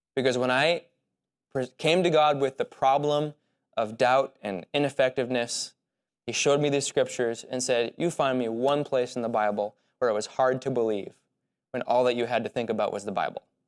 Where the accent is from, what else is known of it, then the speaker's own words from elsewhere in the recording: United States; as American Christians